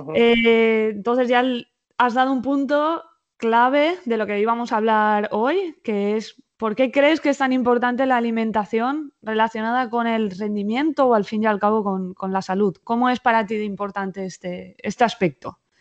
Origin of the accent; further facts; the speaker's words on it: Alzira, Valencian Community, Spain; now in Valencia, Spain; mi familia He tenido durante 52 años un bar en, eh, en Alcira, mi pueblo